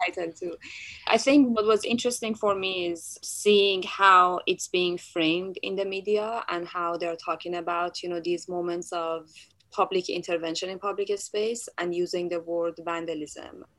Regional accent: Tehran, Tehran Province, Iran; moved away; I was born in Tehran, Iran

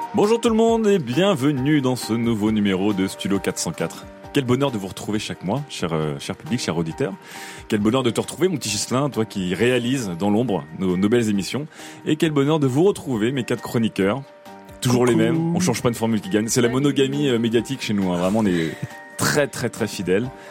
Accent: Paris suburbs, Île-de-France, France; je suis né à Paris, j'ai grandi en banlieue

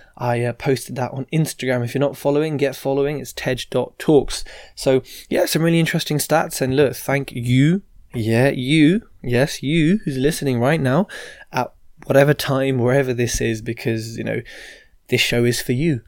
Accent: United Kingdom; being British born

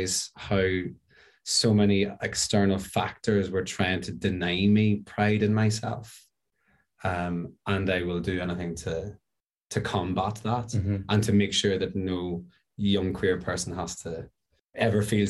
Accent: Northern Ireland, United Kingdom; my culture sort of growing up in Northern Ireland

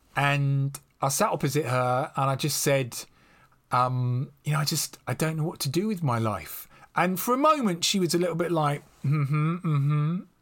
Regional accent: London, United Kingdom; accent: estuary English, West London; moved away as an adult; now in Devon, United Kingdom; I'm still a bloke from Acton in West London

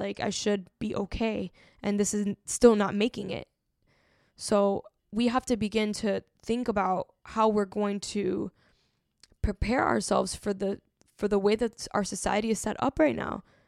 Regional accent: Miami, Florida, United States; growing up in Miami

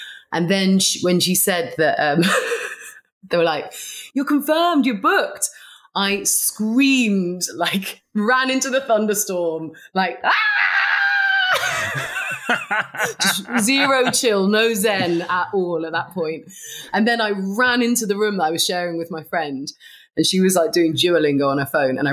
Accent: London, United Kingdom; I grew up in London

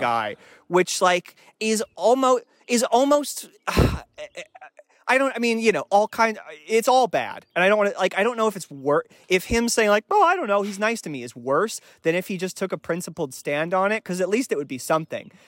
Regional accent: Raleigh, North Carolina, United States; I was born in Raleigh, North Carolina

